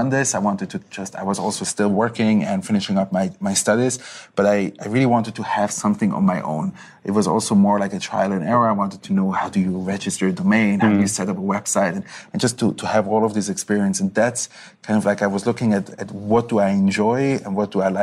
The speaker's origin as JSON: {"language": "English", "region": "Zurich", "country": "Switzerland", "tie": "born or raised there", "also_born_or_lived": "Israel / Tel Aviv", "moved": "as an adult", "said": "I was born and raised in Zurich, childhood in Zurich, high school, Matura."}